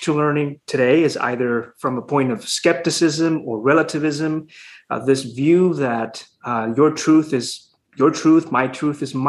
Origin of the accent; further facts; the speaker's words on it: Honduras; moved away as an adult; now in Houston, United States; So I'm from Honduras. I was born and raised there. I didn't come to the States until I was 20, about 21 almost.